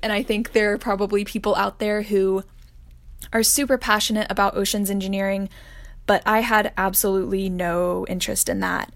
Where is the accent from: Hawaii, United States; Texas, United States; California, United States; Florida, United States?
Texas, United States; Austin; I am originally from Austin, Texas.